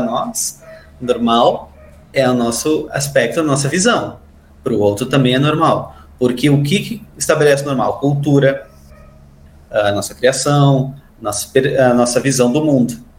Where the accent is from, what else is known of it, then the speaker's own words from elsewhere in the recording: Santana do Livramento, Rio Grande do Sul, Brazil; E no interior, eu sou lá de Santana do Livramento